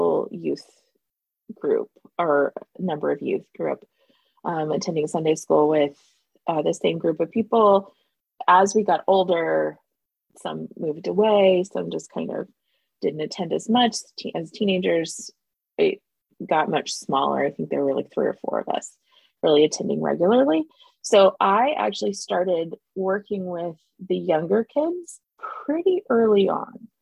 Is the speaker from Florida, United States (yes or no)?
yes; Pensacola, Florida, United States; moved away as an adult; also born or lived in Independence, Missouri; now in Atlanta, United States; I grew up in Pensacola, Florida, attending the North Pensacola congregation. Originally I was born in Independence, but we moved to Pensacola mid 80s